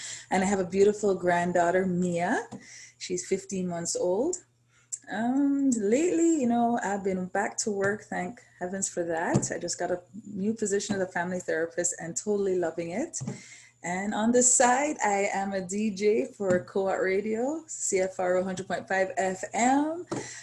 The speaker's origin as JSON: {"language": "English", "country": "Jamaica", "tie": "born or raised there", "said": "born and raised in Jamaica"}